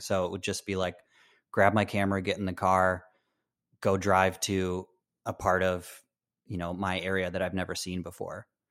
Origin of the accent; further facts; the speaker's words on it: Michigan, United States; also born or lived in Chicago; I, I grew up in Michigan.